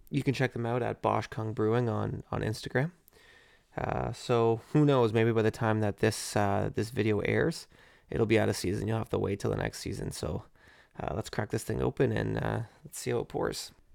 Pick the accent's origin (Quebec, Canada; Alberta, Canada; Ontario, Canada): Ontario, Canada; Burlington; also born or lived in Oakville; I'm from Burlington.